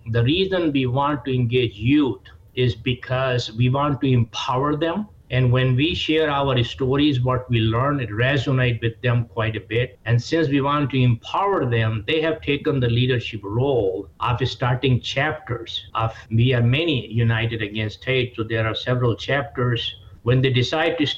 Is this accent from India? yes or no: yes; India; moved away as an adult; now in United States; Look, I came from India 40 years ago and I gave up my Indian citizenship 25 years ago based on what this country offers.